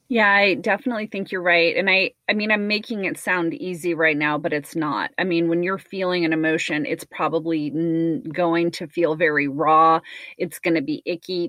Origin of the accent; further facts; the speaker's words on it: United States; I'm American, and so I do feel like this society that I live